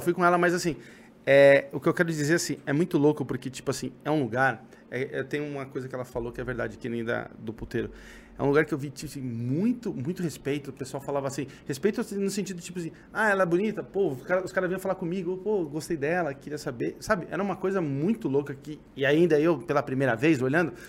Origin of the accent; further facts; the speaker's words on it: São Paulo, Brazil; eu sou de São Paulo